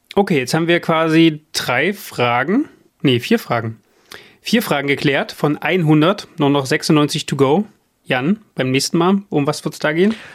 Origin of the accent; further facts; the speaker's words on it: near Leipzig, Saxony, Germany; Ich bin ja in den 90er Jahren im Osten groß geworden, in der Nähe von Leipzig.